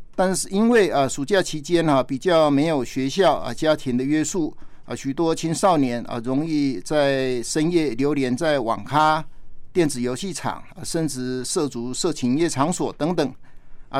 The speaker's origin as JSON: {"language": "Chinese", "country": "Taiwan", "said": "我们台湾人"}